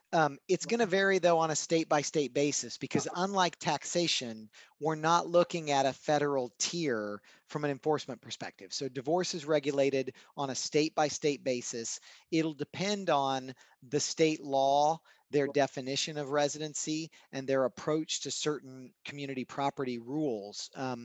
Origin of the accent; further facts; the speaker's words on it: Kansas, United States; my home state of Kansas in the center of the U.S.